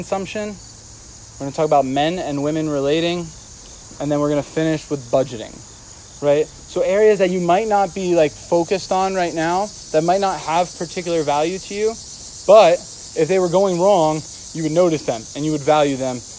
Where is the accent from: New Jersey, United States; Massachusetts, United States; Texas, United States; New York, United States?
New Jersey, United States; I'm a Jersey boy